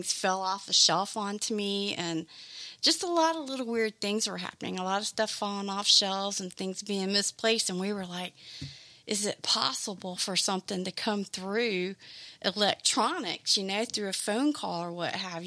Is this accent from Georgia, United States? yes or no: yes; Savannah, Georgia, United States; moved away; I'm from Savannah, Georgia